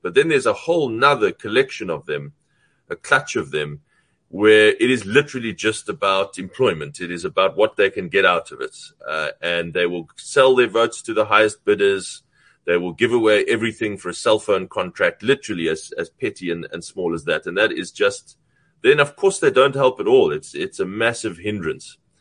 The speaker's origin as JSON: {"language": "English", "country": "South Africa", "said": "as a South African"}